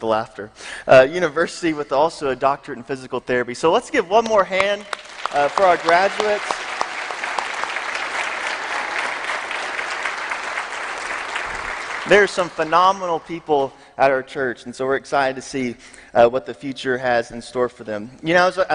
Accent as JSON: {"language": "English", "town": "Memphis", "region": "Tennessee", "country": "United States", "also_born_or_lived": "Chattanooga, Tennessee", "moved": "as an adult", "said": "I'm from Memphis, Tennessee"}